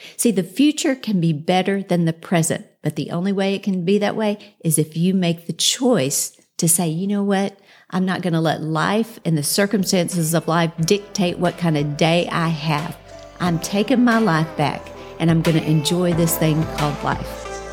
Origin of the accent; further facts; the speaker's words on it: Houston, Texas, United States; moved away as an adult; now in Dallas, United States; We moved from Houston, where I grew up